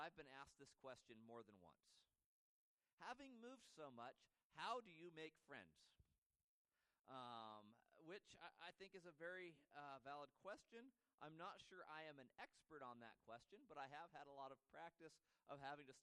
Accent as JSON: {"language": "English", "town": "Moscow", "region": "Idaho", "country": "United States", "tie": "born or raised there", "also_born_or_lived": "Colfax, Washington / Deer Lodge, Montana / Eugene, Oregon", "said": "born in Moscow, 7 miles down the road in that other university town. I spent some time growing up in Colfax, Washington, and Deer Lodge, Montana, and ultimately came back to Moscow to go to high school."}